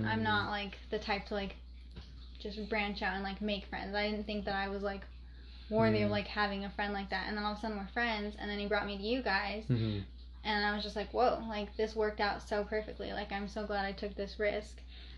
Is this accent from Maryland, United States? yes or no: no; Albuquerque, New Mexico, United States; Yeah, there's a lot, like I feel like a lot of New Mexico's crackhead city. But I don't know. That's weird. It's a weird town. I think especially like where I'm from